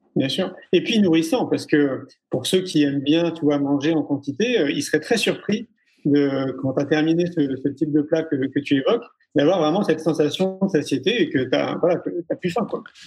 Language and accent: French; Paris, Île-de-France, France; moi j'ai grandi à Paris pendant 34 ans